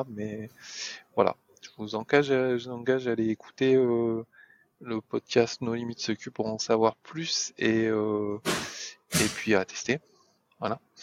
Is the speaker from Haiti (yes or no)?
no; France; on on est français